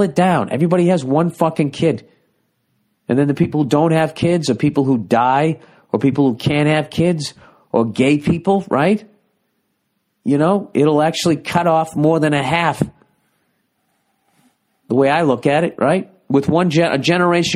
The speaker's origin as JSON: {"language": "English", "country": "United States", "said": "I'm American"}